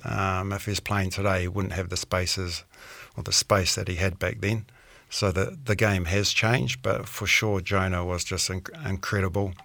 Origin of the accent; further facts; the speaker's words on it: Auckland, New Zealand; moved away as an adult; also born or lived in Clermont-Ferrand, France; growing up in South Auckland